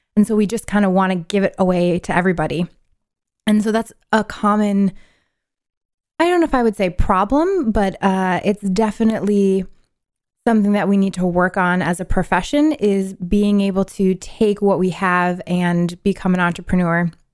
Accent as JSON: {"language": "English", "town": "Syracuse", "region": "New York", "country": "United States", "moved": "yes", "said": "I'm originally from New York, upstate New York, Syracuse"}